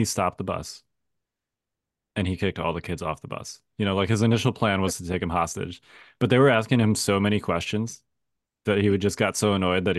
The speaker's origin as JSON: {"language": "English", "town": "Chicago", "region": "Illinois", "country": "United States", "tie": "born or raised there", "said": "I know Tim is like, look, I grew up in Chicago, Tim. I feel you."}